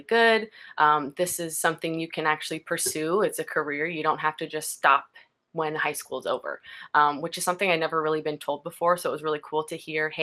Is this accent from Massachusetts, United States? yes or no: no; Houston, Texas, United States; also born or lived in Colorado; So I grew up in Houston. I was born in Colorado, but I lived in Texas since I was three, so I consider myself a Texan.